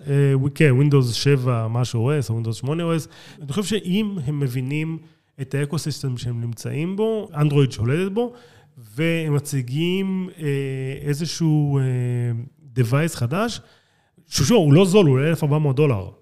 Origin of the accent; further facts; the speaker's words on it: Israel; אני לא אמריקאי, אני ישראלי